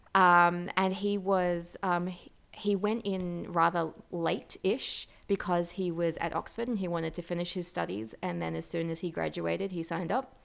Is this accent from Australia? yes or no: yes; Australia; growing up in Australia, we've always had, uh, Anzac Day